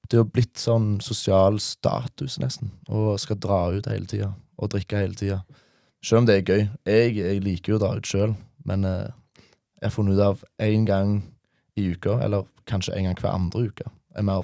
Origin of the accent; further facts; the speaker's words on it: Denmark; Jeg kom hjem til familien min i Danmark. Jeg er fra Danmark.